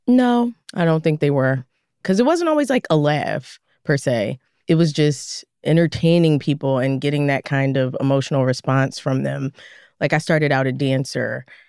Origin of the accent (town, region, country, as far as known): Philadelphia, Pennsylvania, United States; born or raised there